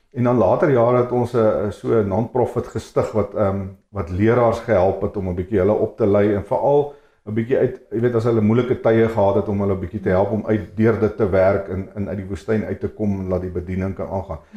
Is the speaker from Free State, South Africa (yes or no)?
yes; Free State, South Africa; ek het in die Vrystaat groot geword